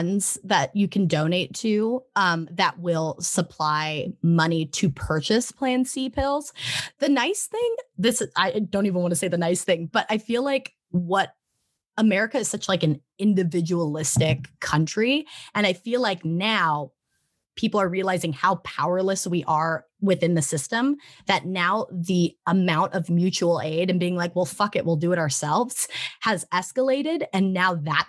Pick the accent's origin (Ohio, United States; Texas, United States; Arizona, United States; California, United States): Arizona, United States; moved away; also born or lived in Las Vegas, Nevada; I grew up in Arizona, which is pretty red